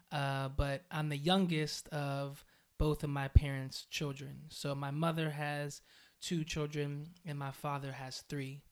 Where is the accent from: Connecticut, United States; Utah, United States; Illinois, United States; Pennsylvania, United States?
Pennsylvania, United States; Aliquippa; I am from a small town outside of Pittsburgh known as Aliquippa.